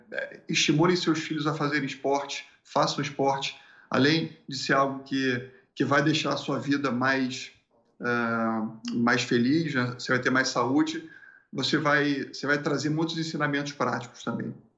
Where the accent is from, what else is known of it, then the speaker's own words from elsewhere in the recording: Rio de Janeiro, Brazil; moved away as an adult; also born or lived in Porto Alegre; do Rio de Janeiro porque eu não quero ficar aqui nesse, nesse lugar mais onde, onde eu nasci